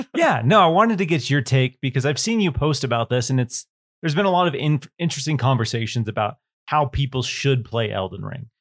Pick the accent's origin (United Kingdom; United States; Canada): United States; Washington; growing up in Washington State, Bigfoot. There's a lot of woods